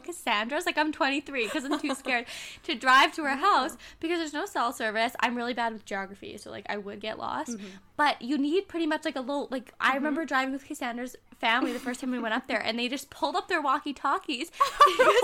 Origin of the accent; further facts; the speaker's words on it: Chase, British Columbia, Canada; also born or lived in Ontario / Kamloops; I'm from Chase, British Columbia.